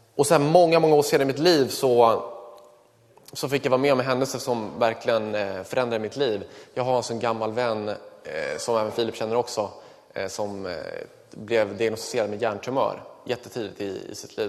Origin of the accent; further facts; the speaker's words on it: Kungsängen, Stockholm County, Sweden; Jag växte upp i eh, Kungsängen